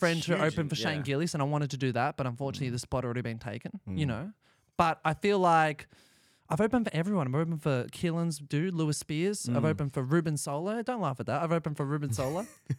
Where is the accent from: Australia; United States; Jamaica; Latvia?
Australia; being an Aussie helped a lot.